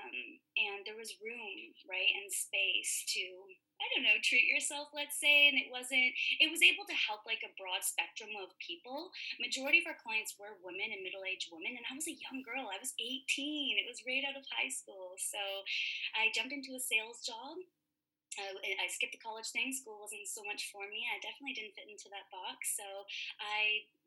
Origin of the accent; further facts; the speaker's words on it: Toronto, Ontario, Canada; moved away as an adult; now in Vancouver, Canada; I'm originally from Toronto.